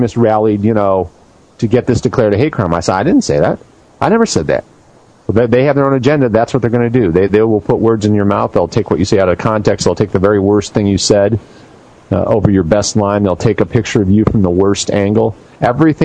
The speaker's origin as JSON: {"language": "English", "country": "United States", "said": "I am an American. I'm not a European. I am from America, and my people have been here a long time"}